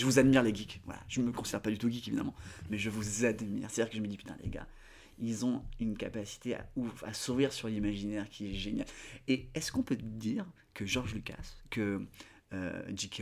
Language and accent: French; Côte d’Ivoire; j'ai grandi en Côte d'Ivoire